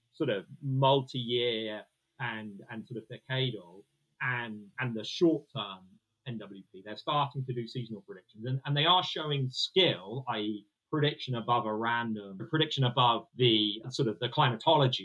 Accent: United Kingdom; We're British

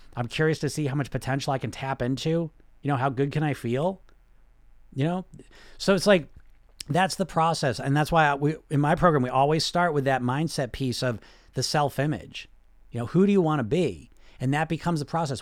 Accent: United States; I grew up in America

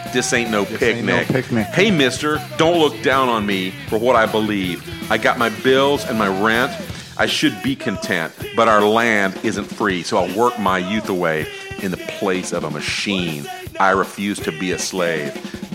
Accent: the South, United States; I'm from the South. I know exactly what he

